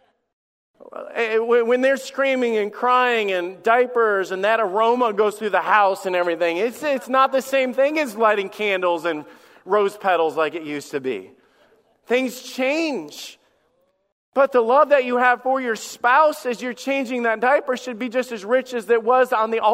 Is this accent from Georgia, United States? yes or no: no; Alabama, United States; moved away; also born or lived in Michigan / Florida; I went to church in Michigan. I grew up in Alabama. I've been in church in Florida. And I've served here for 17 years.